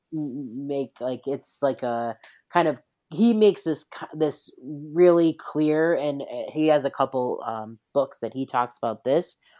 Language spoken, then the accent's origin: English; East Coast, United States; I'm from the East Coast, born and bred